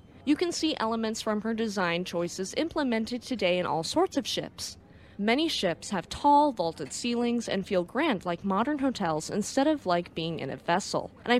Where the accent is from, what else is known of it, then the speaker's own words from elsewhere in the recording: United States; I'm American and I learned about World War II in school